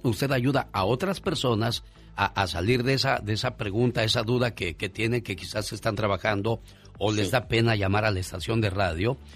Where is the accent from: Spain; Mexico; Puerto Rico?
Mexico; Tabasco; also born or lived in Salinas, California / Fresno, California; now in California, United States; un día salí de Tabasco, pero Tabasco no nunca salió de mí